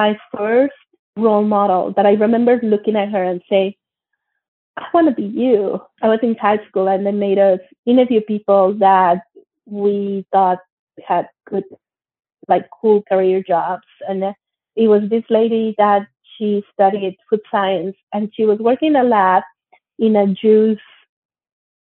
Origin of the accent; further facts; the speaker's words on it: Monterrey, Nuevo León, Mexico; moved away as an adult; also born or lived in Mexico City, Mexico / Germany / United States / United Kingdom; now in Canada; I grew up in Monterrey, Mexico. I was born in Mexico City, but my parents moved to Monterrey, Mexico when I was still a baby. So I grew up there and I went to school there